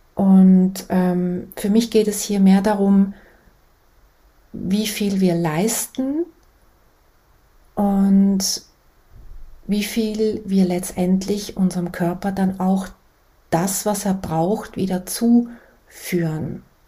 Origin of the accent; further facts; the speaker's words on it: Switzerland; ich bin aus der Schweiz